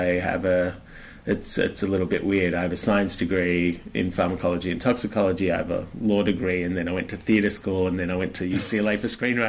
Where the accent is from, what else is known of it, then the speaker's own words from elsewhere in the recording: Australia; I'm an Aussie.